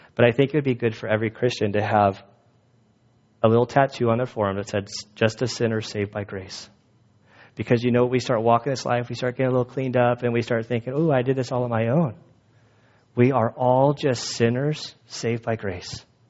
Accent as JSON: {"language": "English", "region": "California", "country": "United States", "said": "I'm from California"}